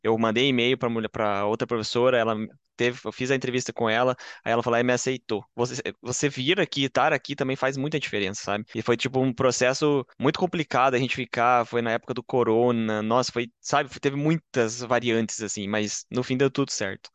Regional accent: Curitiba, Paraná, Brazil; moved away as an adult; now in Bochum, Germany; eu vim de Curitiba, uh, no Paraná

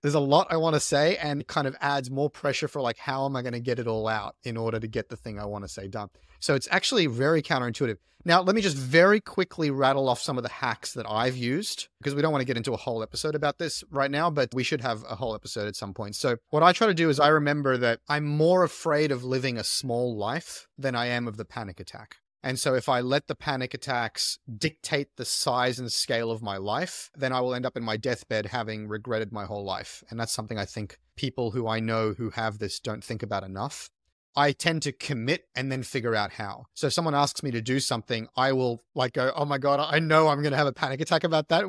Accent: Australia; also born or lived in south of France; now in France; I was born in Australia. I was raised in Australia

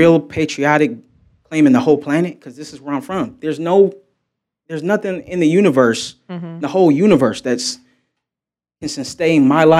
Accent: United States; And I felt as though being American, I was involuntarily segregated from connecting with the rest of the world

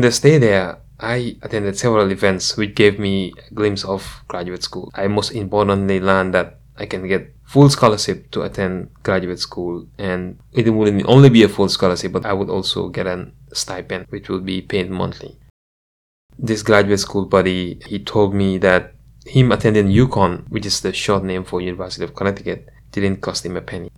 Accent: Gambia; now in United States; growing up in the Gambia

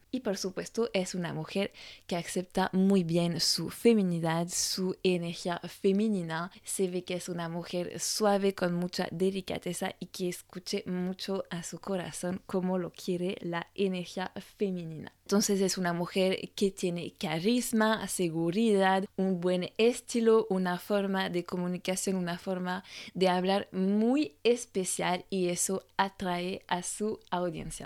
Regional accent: France; francesa y coach de imagen

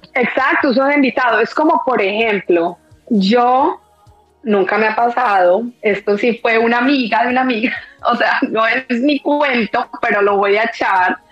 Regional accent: Colombian paisa, Antioquia, Colombia; como buena colombiana paisa

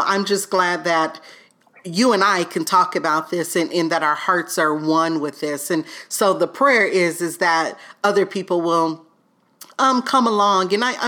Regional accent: the South, United States; growing up in the South, you know, so...

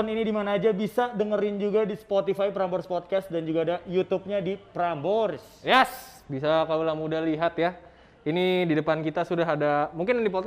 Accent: Java, Indonesia; Kan gue Jawa.

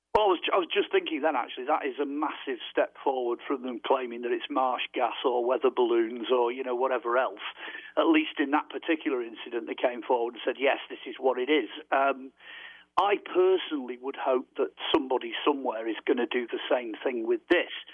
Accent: United Kingdom; over here we're terribly British

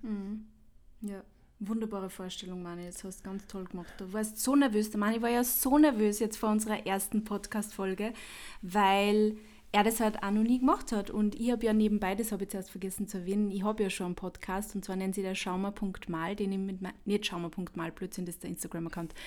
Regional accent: Upper Austria, Austria; now in Vienna, Austria; ich komme ursprünglich aus Oberösterreich, aber ich bin halt in Wien und ich wohne in Wien, ich wohne auch schon seit über zehn Jahren in Wien

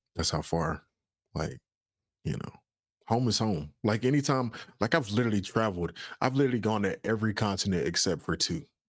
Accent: Raleigh, North Carolina, United States; also born or lived in Goldsboro, North Carolina; I was born and raised in Raleigh, but then I moved to Goldsboro

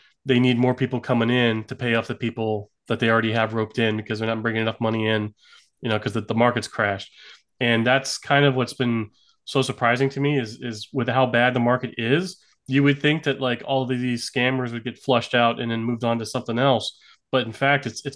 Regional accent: South Florida, United States; I grew up in South Florida

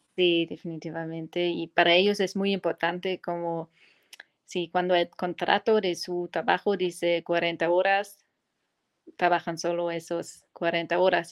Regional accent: Cologne, North Rhine-Westphalia, Germany; Spanish is a second language; also born or lived in Australia / Mexico; nací, en eh, Colonia, en Alemania, y allí también crecí

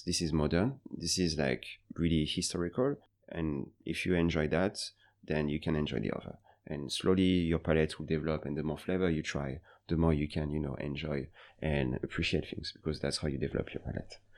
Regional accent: Paris, Île-de-France, France; moved away as an adult; also born or lived in Beijing, China; now in Seoul, South Korea; I'm from France, Paris, originally

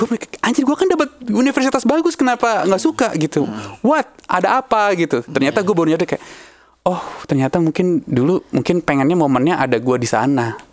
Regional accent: Bekasi, West Java, Indonesia; gua tuh aslinya Bekasi, men, dulunya

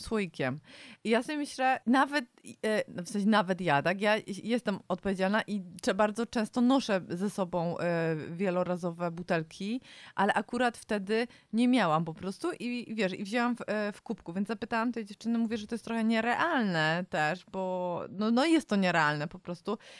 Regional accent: Warsaw, Masovian Voivodeship, Poland; my jesteśmy z Warszawy

